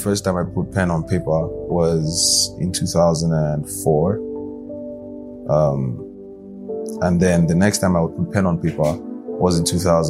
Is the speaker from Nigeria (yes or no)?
yes; Abuja, Federal Capital Territory, Nigeria; also born or lived in Lagos / Kwara State; I grew up in Abuja. I was born in Lagos, but grew up in Abuja.